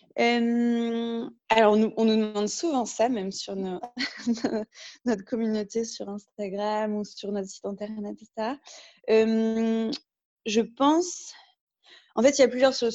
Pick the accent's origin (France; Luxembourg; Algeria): France; north of France; moved away as an adult; also born or lived in Paris / Cape Town, South Africa; je viens du nord de la France à la base, où j'ai fait du coup une partie de mes études